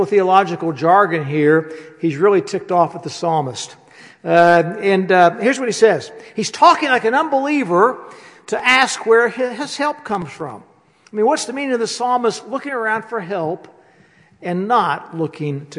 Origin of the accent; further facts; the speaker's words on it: West Virginia, United States; I'm from West Virginia